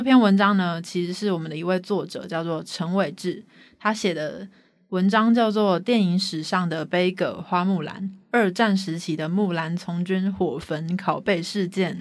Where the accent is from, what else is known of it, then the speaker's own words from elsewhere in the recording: Taiwan; 我们台湾人